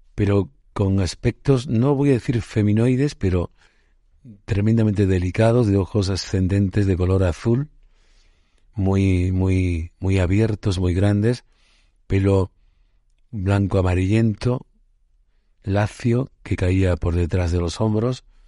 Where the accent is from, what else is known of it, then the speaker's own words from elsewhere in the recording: Puente Genil, Andalusia, Spain; mi pueblo natal, Puente Genil, en Córdoba